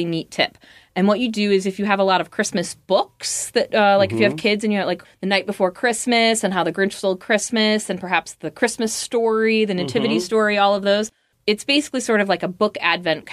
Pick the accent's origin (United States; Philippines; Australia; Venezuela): United States; Midwest; moved away; I come from the Midwest